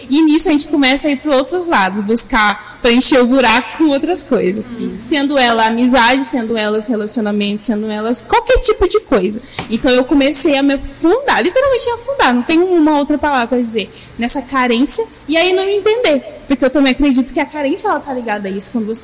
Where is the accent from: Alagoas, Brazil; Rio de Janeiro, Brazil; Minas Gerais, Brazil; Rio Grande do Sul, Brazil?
Minas Gerais, Brazil; also born or lived in near São Paulo; gente, eu sou mineira e por isso talvez vocês vão achar estranho um sotaque misturado aí, né?